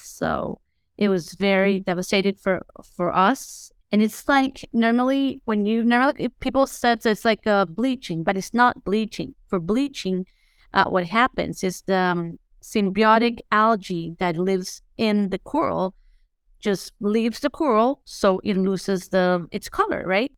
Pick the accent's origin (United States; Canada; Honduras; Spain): Honduras; Tegucigalpa, Francisco Morazán; I grew up in Tegucigalpa